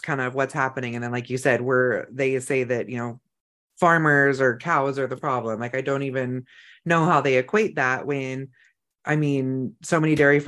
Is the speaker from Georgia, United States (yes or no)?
no; Northern California, United States; also born or lived in La Pine, Oregon; now in Idaho, United States; I grew up in Northern California where we lived in the rivers